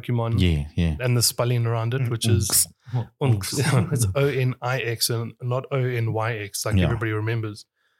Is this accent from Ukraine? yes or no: no; South Africa; we're South African